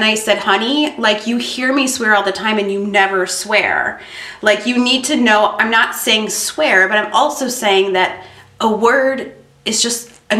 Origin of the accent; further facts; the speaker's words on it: Orland Park, Illinois, United States; also born or lived in Worth, Illinois / Midlothian, Illinois; I grew up in Orland and then, okay, I moved to Worth.